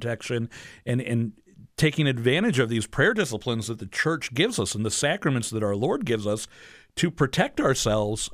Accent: St. Louis, Missouri, United States; here in my hometown of St. Louis, Missouri

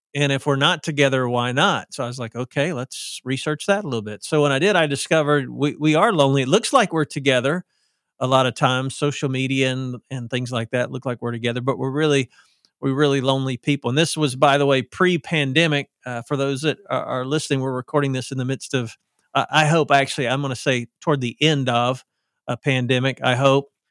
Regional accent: the South, United States; accent: southern; I sound like I'm from the South, 'cause I am

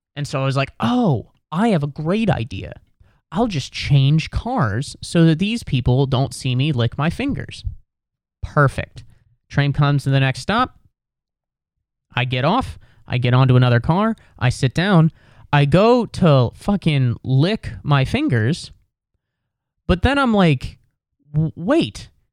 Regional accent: West Chester, Ohio, United States; now in New York City, United States; I'm from Westchester, Ohio, which is a suburb of Cincinnati

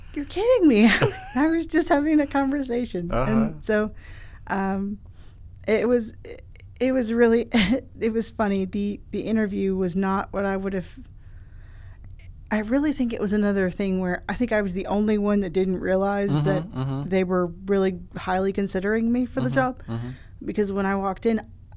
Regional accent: Spartanburg, South Carolina, United States; also born or lived in Louisville, Kentucky; now in Columbia, United States; I'm originally from Spartanburg.

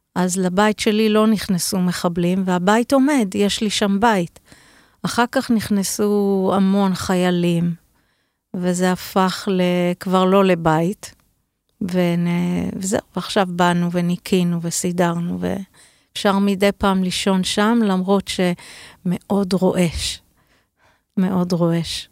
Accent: Be'eri, Southern District, Israel; אני נולדתי בבארי

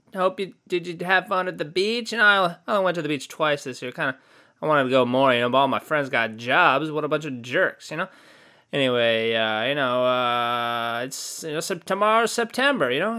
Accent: California, United States; I'm from California

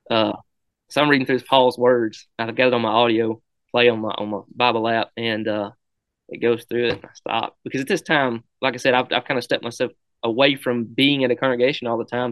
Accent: Brilliant, Alabama, United States; over to Brilliant where my hometown was where I went to school at.

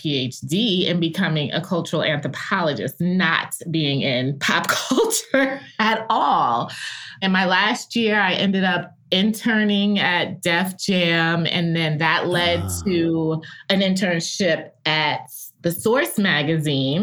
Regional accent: New York, United States; now in Atlanta, United States; being a New Yorker and having gone to Columbia

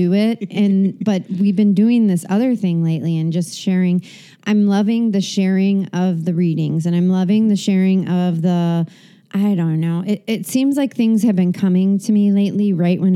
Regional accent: Chicago, Illinois, United States; accent: Chicago; I hate my Chicago accent

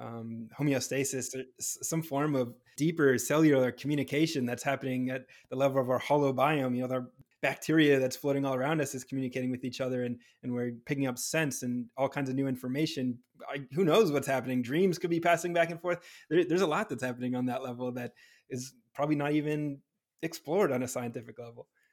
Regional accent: New Hampshire, United States; also born or lived in Southern California; now in California, United States; I'm from New Hampshire

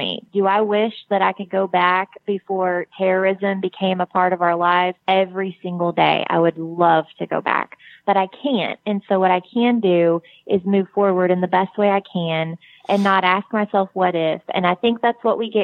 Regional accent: United States; accent: country

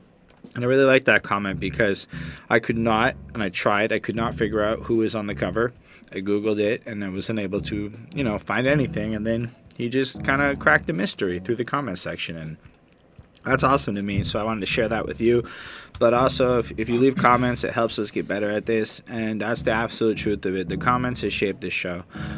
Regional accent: Buffalo, New York, United States; we're all from Buffalo, New York.

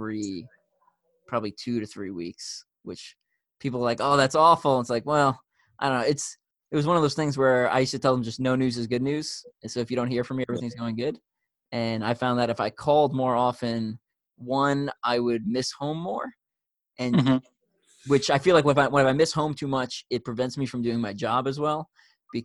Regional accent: New York, United States; now in Kansas City, United States; I'm from New York, and I live in Kansas City

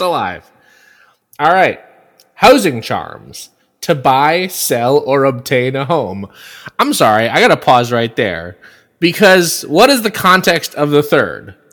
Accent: Bay Area, California, United States; a specific fish market in my hometown that has been there since the 1950s

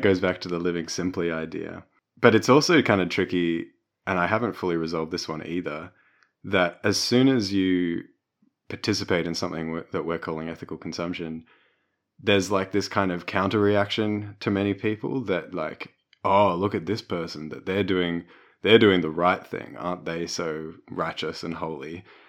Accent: Melbourne, Victoria, Australia; growing up in Brunswick and Melbourne

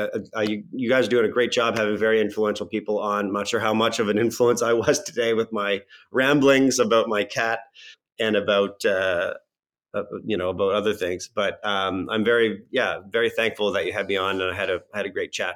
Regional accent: Miramichi, New Brunswick, Canada; in my hometown of Miramichi

